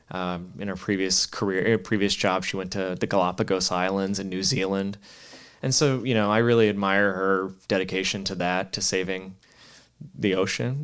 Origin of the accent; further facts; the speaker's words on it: Chicago, Illinois, United States; moved away as an adult; now in Monterey, United States; I brought her to Chicago just, you know, show the hometown